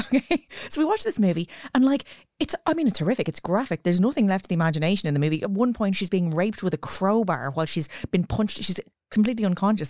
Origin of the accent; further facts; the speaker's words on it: Ireland; as Irish kids